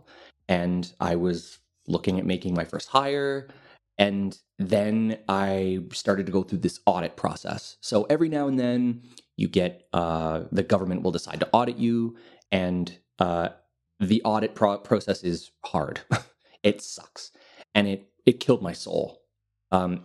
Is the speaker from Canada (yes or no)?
yes; Montreal, Quebec, Canada; moved away as an adult; now in Lisbon, Portugal; I'm originally from Canada. I'm from Montreal.